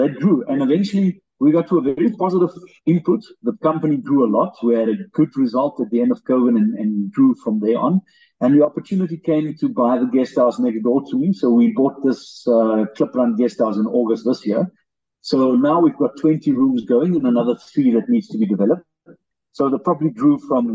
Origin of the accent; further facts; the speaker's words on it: Springbok, Northern Cape, South Africa; also born or lived in Phalaborwa, Limpopo; my mother's originally from Springbok, so we moved back here